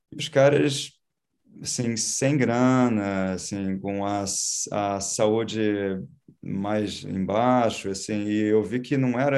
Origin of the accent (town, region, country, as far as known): Rio de Janeiro, Brazil; born or raised there; also born or lived in Florida, United States; now in United States